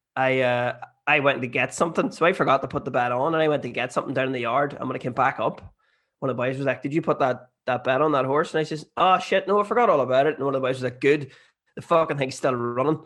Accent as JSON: {"language": "English", "area": "Bessbrook, Armagh", "region": "Northern Ireland", "country": "United Kingdom", "said": "I'm from Bestwick and Armagh"}